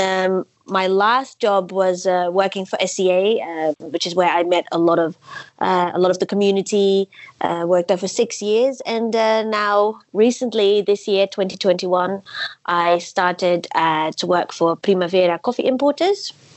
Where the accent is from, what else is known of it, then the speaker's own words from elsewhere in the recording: Netherlands; I'm from the Netherlands. I uh, currently live in Amsterdam